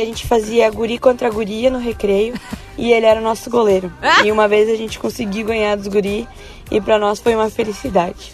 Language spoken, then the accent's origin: Portuguese; Ivoti, Rio Grande do Sul, Brazil; sou de Voti.